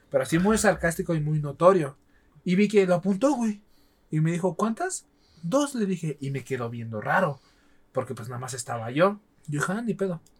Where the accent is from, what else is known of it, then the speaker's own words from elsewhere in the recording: Oaxaca, Mexico; moved away as an adult; also born or lived in Mexico City area; Yo estoy esperando que vayan ustedes dos perros a mi tierra